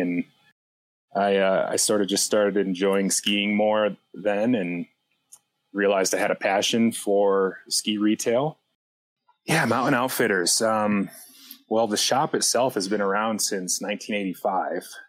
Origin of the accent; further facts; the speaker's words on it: Western New York, United States; moved away as an adult; also born or lived in Pittsburgh, Pennsylvania; now in Breckenridge, United States; I grew up in Western New York on a dairy farm